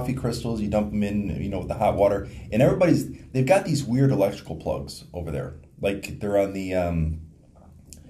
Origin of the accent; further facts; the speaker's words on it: United States; I'm an American